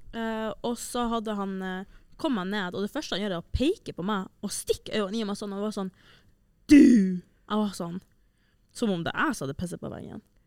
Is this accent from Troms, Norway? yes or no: yes; Senja, Troms, Norway; now in Trondheim, Norway; fra Senja, der jeg er fra